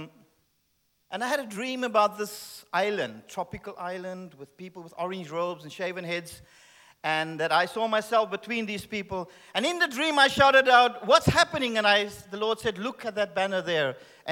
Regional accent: Cape Town, Western Cape, South Africa; Yes, I am South African. And thank you. And I was born in Cape Town

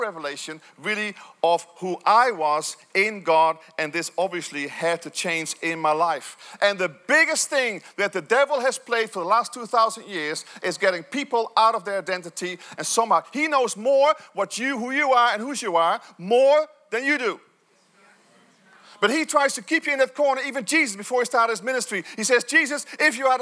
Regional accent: Netherlands; Growing up in Holland, although I had great parents

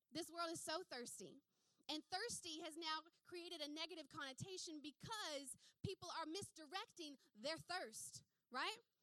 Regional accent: United States; moved away; America is the country I was raised in. It's the country I was educated in. It's the country that shaped this accent of mine.

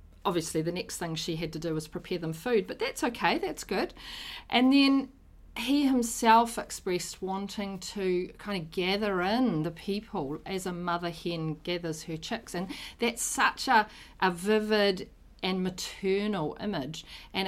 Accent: Auckland, New Zealand; also born or lived in Rotorua / Te Kuiti; I was born in Auckland. I've lived most of my life in Auckland

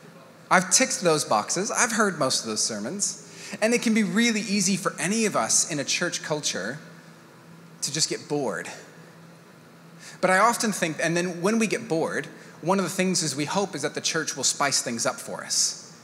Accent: Mexico; I am a missionary kid. My dad, the way that they did church planting when I was a kid, I grew up in Mexico.

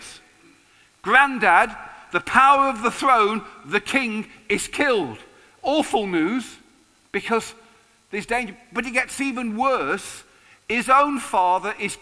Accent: England, United Kingdom; being English

